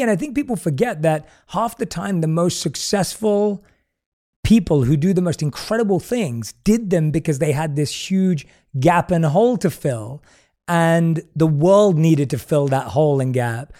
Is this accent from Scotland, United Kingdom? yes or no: no; London, United Kingdom; moved away as an adult; We're both born and raised in London.